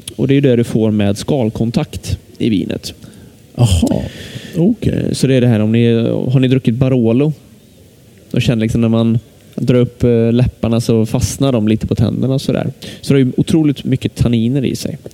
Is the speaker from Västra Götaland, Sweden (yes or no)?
yes; Lidköping, Västra Götaland, Sweden; jag är från Lidköping